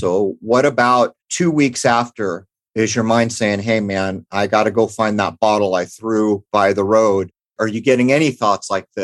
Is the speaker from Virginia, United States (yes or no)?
no; San Diego, California, United States; where I grew up in San Diego, and the time that I grew up in East County